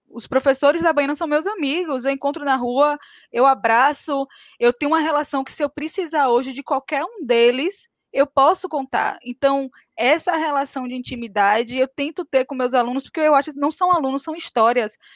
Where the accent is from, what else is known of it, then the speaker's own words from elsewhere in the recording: Rui Barbosa, Bahia, Brazil; now in Salvador, Brazil; Na verdade, eu sou de Rui Barbosa, morei em Taberaba e vim parar em Salvador, trabalhei em feira, estou em Salvador.